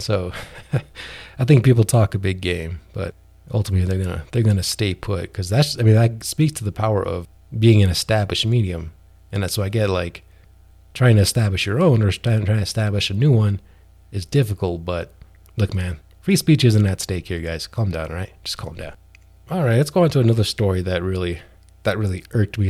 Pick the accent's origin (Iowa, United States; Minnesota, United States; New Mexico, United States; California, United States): New Mexico, United States; my home state of New Mexico